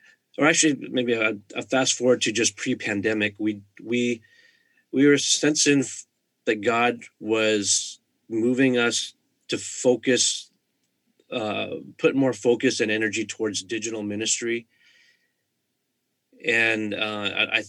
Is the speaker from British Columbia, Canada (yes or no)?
yes; Vancouver, British Columbia, Canada; I'm from the Greater Vancouver area